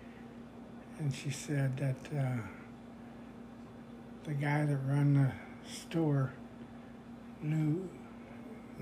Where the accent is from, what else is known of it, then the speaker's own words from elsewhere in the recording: St. Louis, Missouri, United States; also born or lived in Baldwin / Sykeston area, Missouri; I was born in St. Louis, Missouri